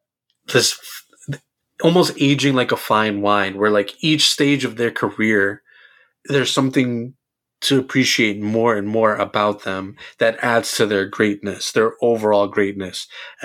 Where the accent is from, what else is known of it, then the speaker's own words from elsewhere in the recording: New York, United States; I'm from New York.